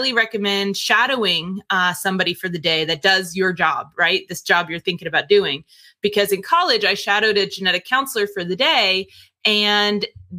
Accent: Northern New Jersey, United States; moved away; also born or lived in Texas; I was born and raised in New Jersey, Northern New Jersey.

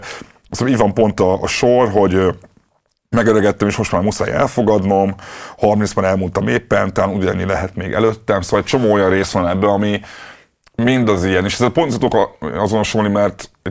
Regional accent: Budapest, Hungary; én basszus Ferencvárosban nőttem fel, ott volt a metró.

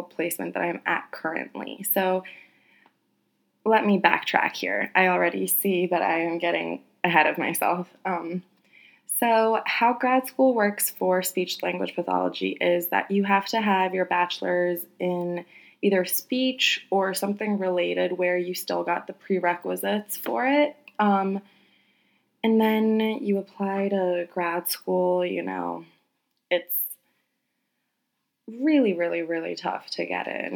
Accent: United States; I am very Polish, although I was born and raised in America

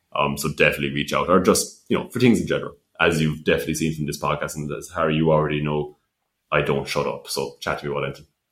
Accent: West Limerick, Munster, Ireland; I'm from West Limerick, but I had to commute up to Dublin very frequently

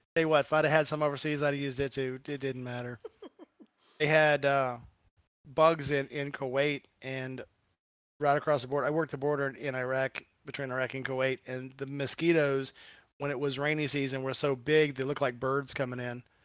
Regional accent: Gulf of Mexico, Gulf Coast, United States; moved away; I grew up down on the Gulf of Mexico

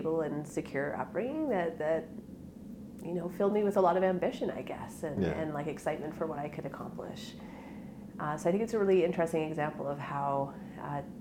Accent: Edmonton, Alberta, Canada; So I grew up in Rio Terrace in the west end of Edmonton. I lived in the same house from sort of when I was in kindergarten to grade 12

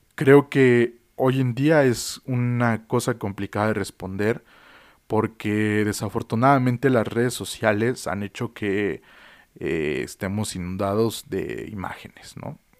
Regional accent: Mexico; also born or lived in Mexico City; vivo en la Ciudad de México, de que soy mexicano

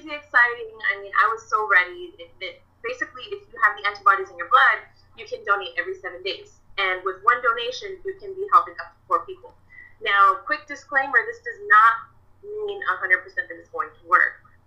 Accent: Orange County, California, United States; I'm from Orange County, California

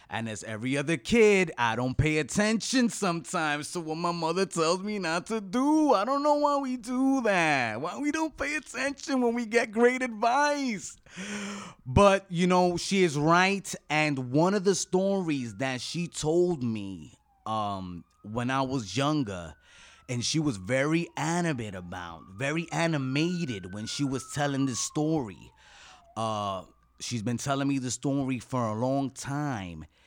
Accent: United States; as an American

